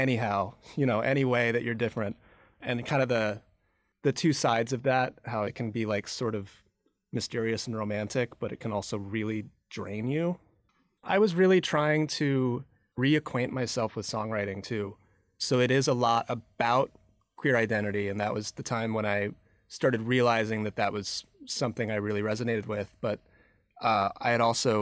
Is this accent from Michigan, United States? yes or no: yes; Michigan, United States; moved away as an adult; now in New York, United States; I grew up in the Midwest, in Michigan